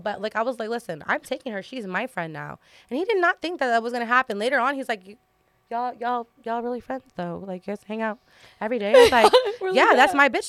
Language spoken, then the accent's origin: English; Tucson, Arizona, United States; I'm from Tucson, Arizona.